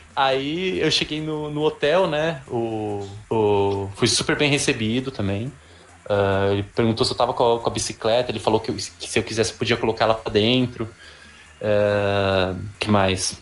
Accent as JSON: {"language": "Portuguese", "country": "Brazil", "said": "eu vinha do Brasil"}